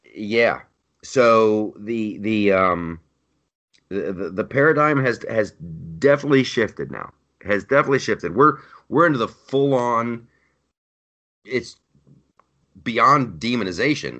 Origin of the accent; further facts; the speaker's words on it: Columbus, Ohio, United States; Columbus, Ohio, my hometown